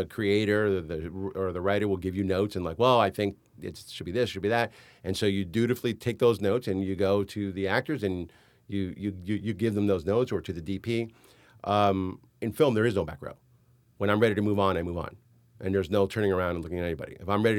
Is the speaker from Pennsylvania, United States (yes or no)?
no; New York, United States; born there; I know I'm an American. I was born in New York. I know how to make an American movie.